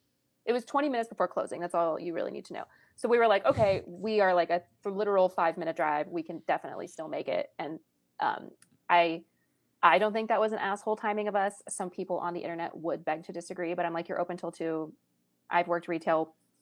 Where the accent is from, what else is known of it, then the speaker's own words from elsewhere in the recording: San Diego, California, United States; San Diego.